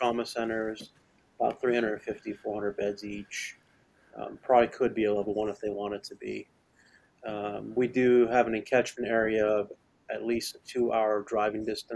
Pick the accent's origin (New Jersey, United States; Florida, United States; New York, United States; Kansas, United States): Florida, United States; moved away as an adult; also born or lived in Connecticut; now in West Virginia, United States; I'm from Florida originally, I was born and raised